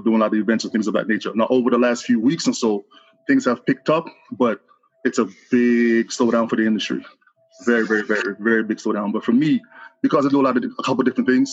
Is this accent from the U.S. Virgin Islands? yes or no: yes; U.S. Virgin Islands; I am from St. Croix, Santa Cruz, next to Puerto Rico